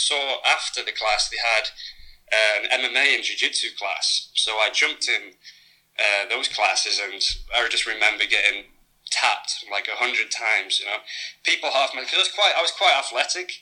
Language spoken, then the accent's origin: English; Preston, North West England, United Kingdom; moved away as an adult; also born or lived in London / Manchester; now in Phuket, Thailand; in my hometown called Preston